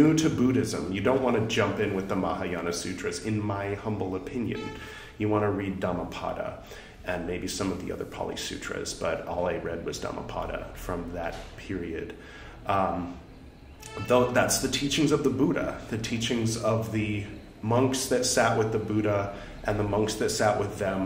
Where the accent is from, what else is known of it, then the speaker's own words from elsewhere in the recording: California, United States; my pronunciation is terrible because I'm from California